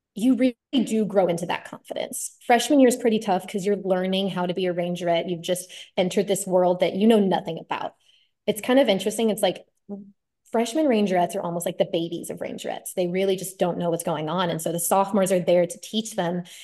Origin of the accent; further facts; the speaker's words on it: Austin, Texas, United States; I'm from Austin, Texas, born and raised